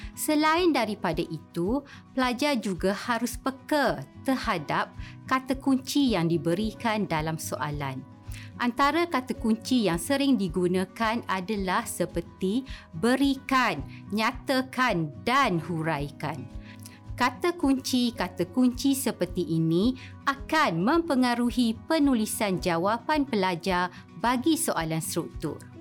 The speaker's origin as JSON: {"language": "Malay", "country": "Malaysia", "said": "kita sebagai rakyat Malaysia"}